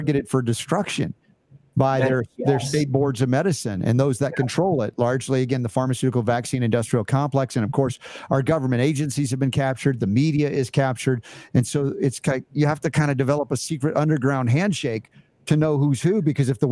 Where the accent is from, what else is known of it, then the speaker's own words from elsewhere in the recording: United States; as an American